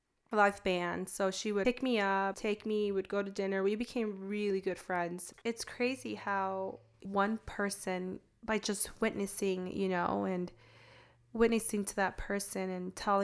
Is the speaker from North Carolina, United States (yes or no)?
no; California, United States; also born or lived in Prescott; So I grew up in California. I can say I had loving parents. I grew up in a good home.